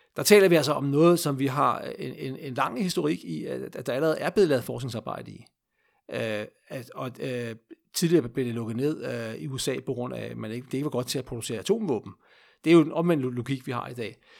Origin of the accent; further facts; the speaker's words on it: Denmark; vi som danskere